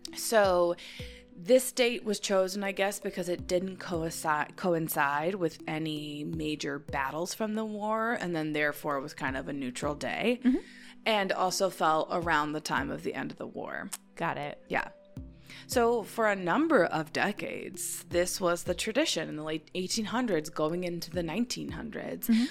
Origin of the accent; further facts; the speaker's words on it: United States; being an American my entire life